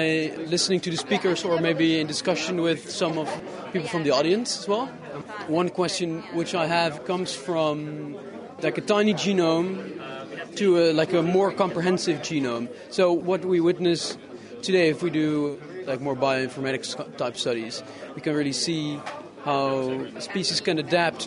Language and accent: English; Netherlands; I'm from Holland.